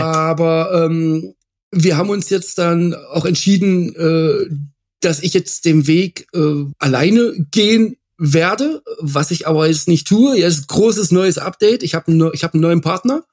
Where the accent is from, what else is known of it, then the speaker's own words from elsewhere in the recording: near Bad Frankenhausen, Thuringia, Germany; moved away as an adult; Bad Frankenhausen, genau da hat es mich jetzt hingeschlagen äh, oder verschlagen. Ähm, der Grund dafür ist, ich bin da in der Nähe aufgewachsen